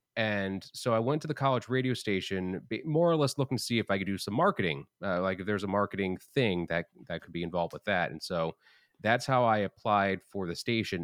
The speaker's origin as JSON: {"language": "English", "area": "Long Island", "region": "New York", "country": "United States", "also_born_or_lived": "New Hampshire", "moved": "yes", "said": "I'm originally from Long Island, but I was going to Hofstra after living in New Hampshire."}